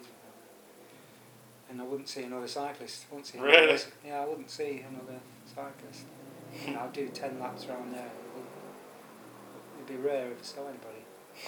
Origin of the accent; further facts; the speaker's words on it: Preston, North West England, United Kingdom; now in London, United Kingdom; we're both from Preston